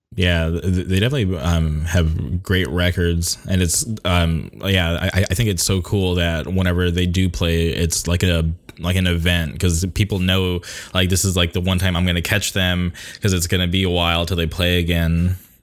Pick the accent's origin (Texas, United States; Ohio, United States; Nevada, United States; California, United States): California, United States; Southern; I'm from Southern California